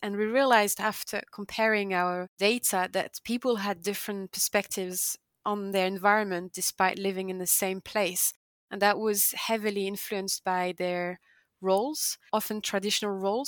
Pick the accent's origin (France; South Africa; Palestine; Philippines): France; the Alps; moved away; I grew up also in the Alps